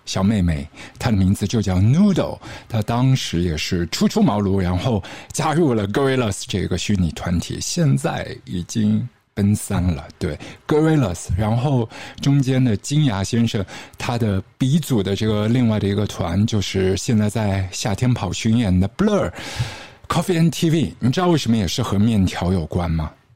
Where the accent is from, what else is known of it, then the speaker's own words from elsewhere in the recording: Shanghai, China; 我们上海这边